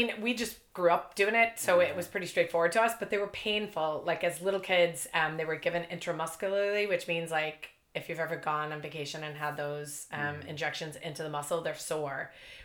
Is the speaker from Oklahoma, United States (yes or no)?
no; Boston, Massachusetts, United States; moved away as an adult; also born or lived in Ireland / Thailand; now in Northern Ireland; I grew up in Boston. Yeah. I was born in Boston